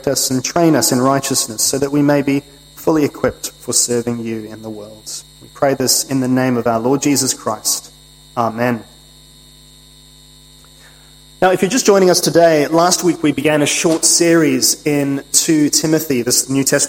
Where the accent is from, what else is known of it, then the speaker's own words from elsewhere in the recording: United Kingdom; moved away; As a British citizen and subject myself